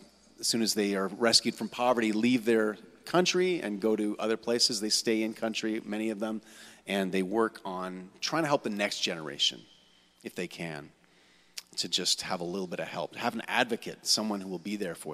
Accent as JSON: {"language": "English", "town": "Kitchener", "region": "Ontario", "country": "Canada", "tie": "born or raised there", "moved": "as an adult", "lives_now": "Hamilton, Canada", "said": "I'm from originally from here in Kitchener-Waterloo. And I grew up in the West End, Forest Heights"}